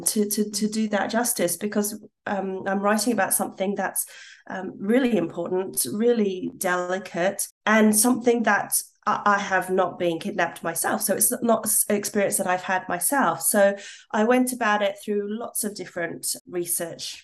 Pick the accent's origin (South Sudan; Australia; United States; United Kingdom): Australia; moved away as an adult; I've come back to Australia, a place where I once absolutely 100% would have said, yes, I'm Australian.